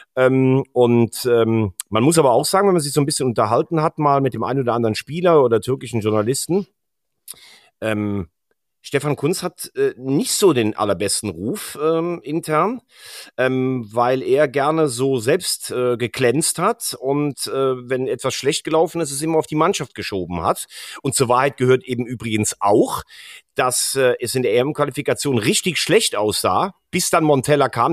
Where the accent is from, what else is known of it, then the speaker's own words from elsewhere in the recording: Germany; als Deutscher